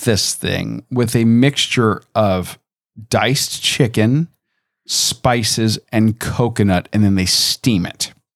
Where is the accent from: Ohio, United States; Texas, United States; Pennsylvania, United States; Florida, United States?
Florida, United States; Tampa; I grew up in Tampa